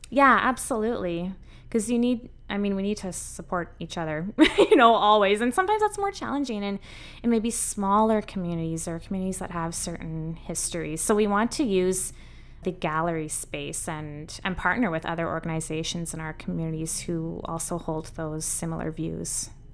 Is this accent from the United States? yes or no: no; Saskatoon, Saskatchewan, Canada; moved away as an adult; also born or lived in Utrecht, Netherlands / England; I grew up in Saskatoon